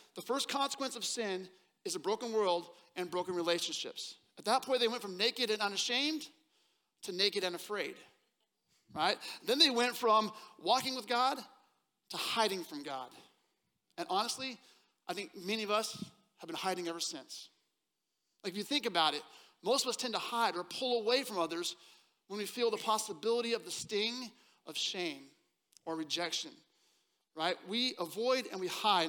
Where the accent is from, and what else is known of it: Seattle, Washington, United States; born or raised there; moved away as an adult; now in Texas, United States